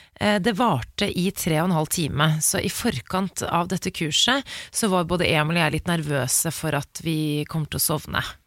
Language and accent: Norwegian; Oslo, Norway; Der hvor jeg vokste opp i Oscars gate